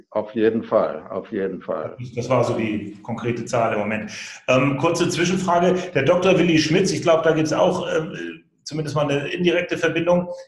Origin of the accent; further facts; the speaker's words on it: Schleswig-Holstein, Germany; Wir sind ja beide Schleswig-Holsteiner